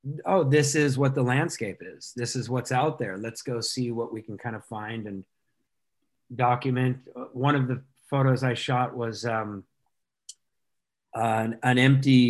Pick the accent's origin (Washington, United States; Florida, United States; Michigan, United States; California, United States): California, United States; Orange County; I grew up in Orange County